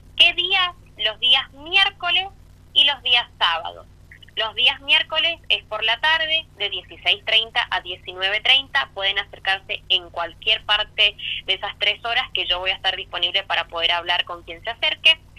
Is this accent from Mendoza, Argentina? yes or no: yes; eastern Mendoza, Argentina; Yo como soy del este de Mendoza, mi característica es 2634